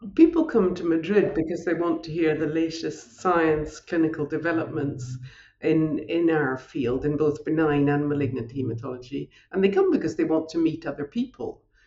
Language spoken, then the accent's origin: English; north of Scotland, United Kingdom; accent: Scottish; moved away as an adult; also born or lived in London; now in Paris, France; as my accent and my name indicates, I'm I'm Scottish. I'm also French as well now. But uh, when I was growing up on a on a farm in the north of Scotland